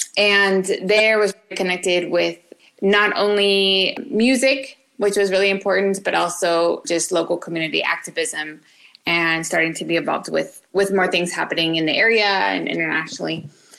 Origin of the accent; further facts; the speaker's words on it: Orange County, California, United States; also born or lived in San Francisco / Guatemala; I am the youngest of five girls and I grew up in Orange County, but I've been back in Santa Ana for almost 10 years.